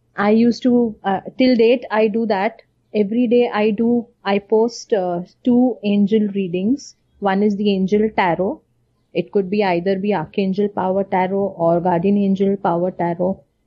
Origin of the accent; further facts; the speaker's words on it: India; being from an Indian uh, typical traditional not an orthodox